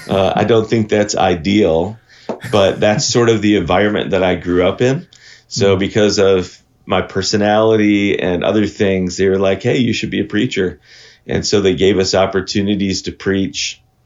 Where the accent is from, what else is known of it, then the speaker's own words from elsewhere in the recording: Terre Haute, Indiana, United States; born there; also born or lived in Michigan / Minnesota / Wisconsin; I was born in Terre Haute, Indiana, but then my family moved all throughout the Midwest when I was growing up. So we lived in Michigan, Minnesota, Indiana for a second time, then Wisconsin for about 15 years.